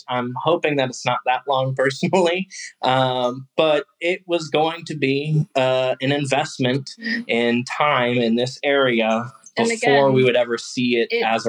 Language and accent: English; Texas, United States; now in Baltimore, United States; So I am from Texas, and I will get back to Texas. And I've been slowly wearing my wife down to move back to Texas.